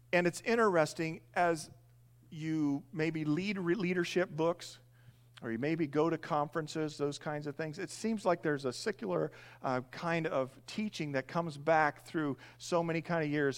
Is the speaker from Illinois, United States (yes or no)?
no; Indiana, United States; moved away as an adult; I grew up in Indiana, long term, moved here seven years ago. I grew up in a large grain farm